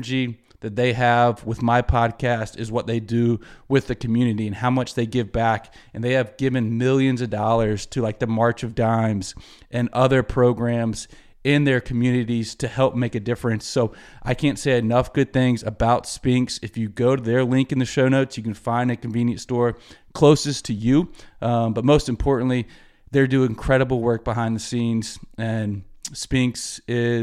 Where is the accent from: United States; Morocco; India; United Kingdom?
United States; Greenville, South Carolina; Greenville, South Carolina, my hometown.